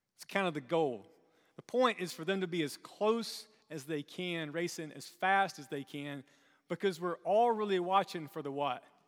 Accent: South Carolina, United States; moved away; growing up in South Carolina

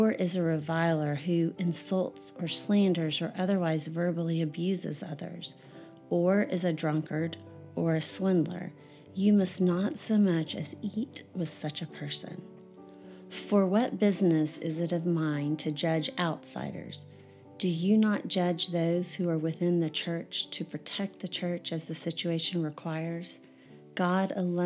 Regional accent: Houston, Texas, United States; I grew up in Houston, Texas.

